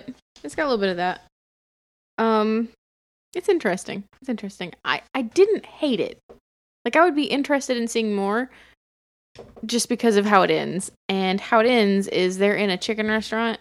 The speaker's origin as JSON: {"language": "English", "area": "Bartow County", "region": "Georgia", "country": "United States", "said": "I come from Bartow"}